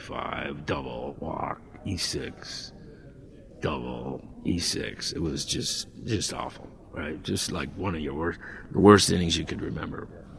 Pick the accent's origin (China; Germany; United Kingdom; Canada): Canada; Toronto, Ontario; also born or lived in Mississauga; I said, "Toronto."